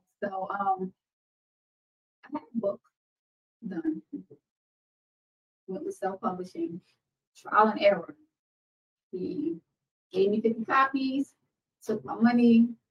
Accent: Newark, New Jersey, United States; also born or lived in Georgia; Like, I grew up in North Jersey, so Newark.

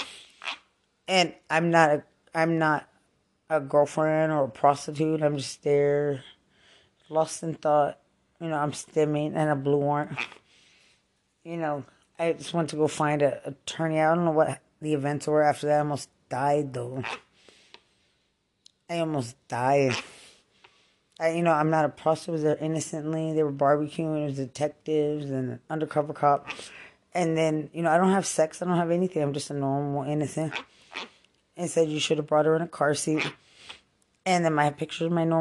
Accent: Lubbock, Texas, United States; moved away; also born or lived in San Antonio, Texas; I'm not from Bexar County. I'm from Lubbock, Texas

